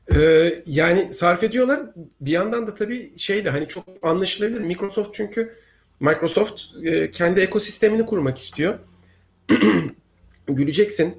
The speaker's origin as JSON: {"language": "Turkish", "country": "Turkey", "said": "bizim ülkemizde"}